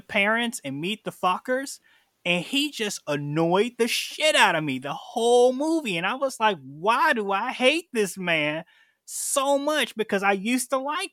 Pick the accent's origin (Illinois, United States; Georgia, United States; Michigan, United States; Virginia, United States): Illinois, United States; Chicago; I'm from Chicago, Illinois